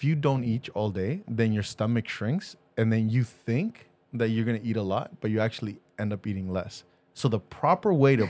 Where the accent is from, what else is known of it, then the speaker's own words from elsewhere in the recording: El Salvador; moved away; I don't live in El Salvador. So. I shouldn't. Okay. It might sound bad. I am from El Salvador